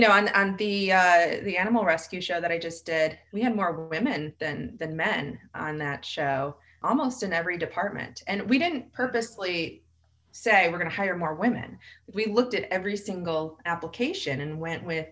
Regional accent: Michigan, United States; also born or lived in Los Angeles / New York; now in Austin, United States; where I grew up in Michigan, with really nice people

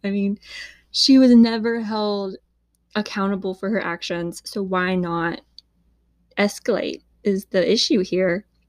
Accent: Huntsville, Alabama, United States; this happened in my hometown

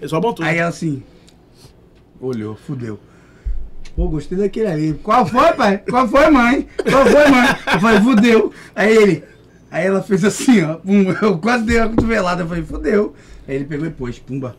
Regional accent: Santos, São Paulo, Brazil; Eu falei, de São Paulo, de Santos

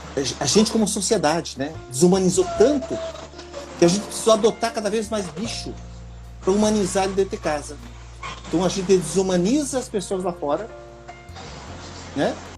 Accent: Rio Grande do Sul, Brazil; moved away as an adult; now in Ceará, Brazil; eu sou gaúcho, né? Trabalhei por quatorze anos na fiscalização do I C M S do Rio Grande do Sul.

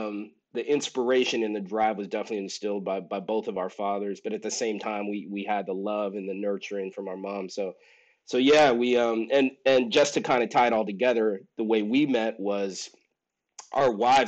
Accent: Southern California, United States; Both my parents are from Haiti. I was raised in Southern California.

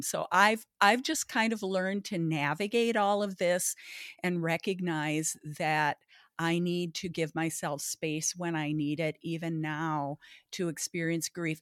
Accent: Baudette, Minnesota, United States; now in Bloomington, United States; I grew up, uh, in Baudette, Minnesota, the walleye capital of the world

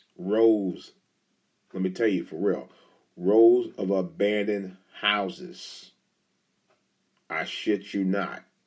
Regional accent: Cleveland, Ohio, United States; moved away; that's my home, my hometown territory around there, my home base

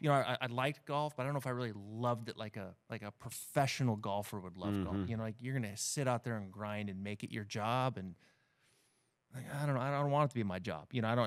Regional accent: Idaho, United States; growing up in Northern Idaho, you play, 7-8 months out of the year, and then it snows and you put your clubs up and you're playing other sports

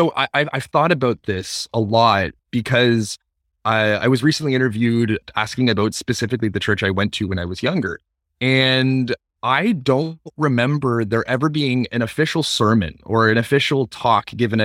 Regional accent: Toronto, Ontario, Canada; I grew up, born and raised in Toronto, Ontario, and I come from a family of five. I'm the youngest of five, and I have three brothers and a sister

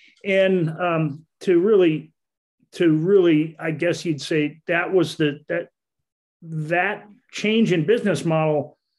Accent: Wisconsin, United States; moved away as an adult; now in Daytona Beach, United States; I came down from Wisconsin in 1987 for Bike Week in Daytona. And I did stay. I have gone back to visit

